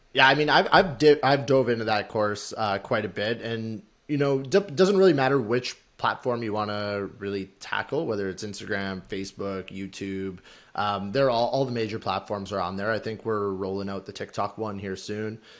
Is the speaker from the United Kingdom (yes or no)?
no; Alberta, Canada; now in Toronto, Canada; we're both from Alberta